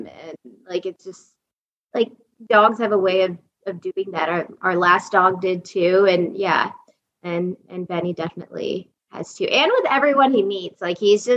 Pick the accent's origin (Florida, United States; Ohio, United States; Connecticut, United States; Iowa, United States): Ohio, United States; moved away as an adult; also born or lived in Allentown, Pennsylvania; I'm from Ohio and I never dreamed of moving back to Ohio